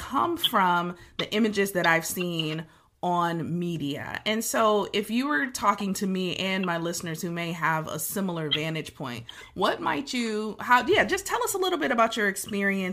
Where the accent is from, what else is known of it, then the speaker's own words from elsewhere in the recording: Detroit, Michigan, United States; being born and raised in Detroit